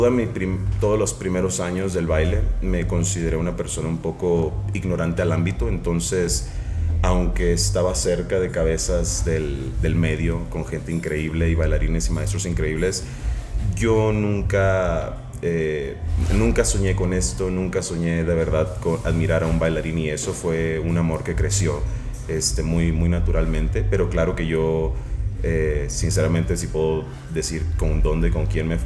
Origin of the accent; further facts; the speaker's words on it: Tijuana, Baja California, Mexico; now in United States; yo soy originario de Tijuana, México aunque ahorita tal vez en el ámbito y en el mundo ya, ya no lo parezca, porque como lo dijiste, radicamos en los Estados Unidos